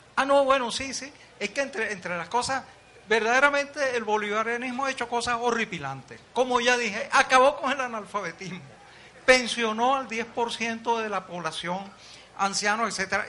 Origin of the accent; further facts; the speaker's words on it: Venezuela; los venezolanos somos